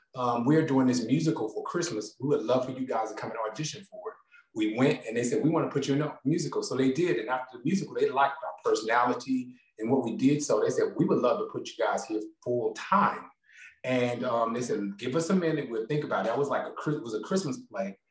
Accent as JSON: {"language": "English", "town": "Gastonia", "region": "North Carolina", "country": "United States", "tie": "born or raised there", "also_born_or_lived": "Charlotte, North Carolina", "said": "I was born in Charlotte, North Carolina, but I grew up in Gastonia, North Carolina"}